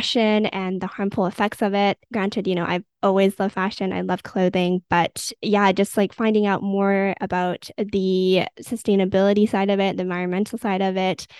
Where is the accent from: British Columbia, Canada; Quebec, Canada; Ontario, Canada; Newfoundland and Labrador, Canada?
British Columbia, Canada; Vancouver; I grew up in Vancouver, Canada